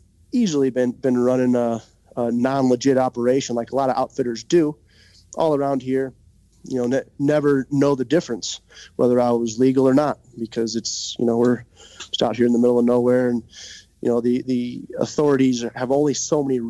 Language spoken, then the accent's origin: English; Missouri, United States; moved away; I'm from Missouri, you know, as I said, and bow fishing and spear fishing kind of runs deep in my blood